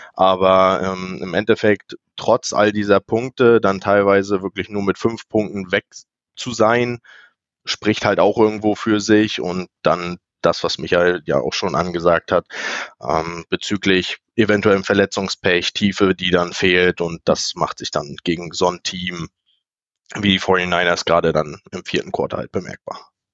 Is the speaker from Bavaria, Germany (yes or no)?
no; Rostock, Mecklenburg-Vorpommern, Germany; ich bin ein weiteres Nordlicht hier, also ich komme aus Rostock, ganz weit im Norden